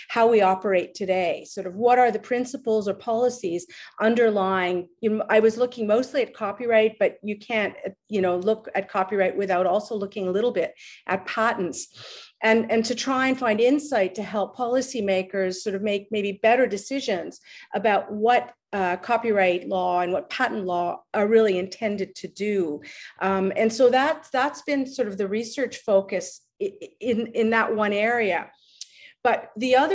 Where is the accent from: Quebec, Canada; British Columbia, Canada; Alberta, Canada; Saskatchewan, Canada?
Quebec, Canada; Montreal; moved away as an adult; now in Windsor, Canada; I was born in Montreal and uh, consider still consider myself a Montrealer, even though I've been away for a long time.